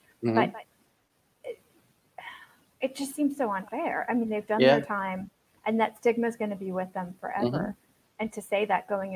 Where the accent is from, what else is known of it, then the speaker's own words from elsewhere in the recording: East Coast, United States; moved away; I'm originally from the East Coast